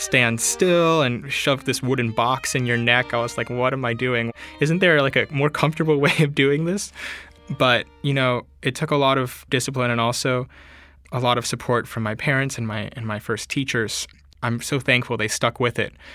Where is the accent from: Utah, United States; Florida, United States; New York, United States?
Florida, United States; Palm Beach Gardens; I'm from Palm Beach Gardens, Florida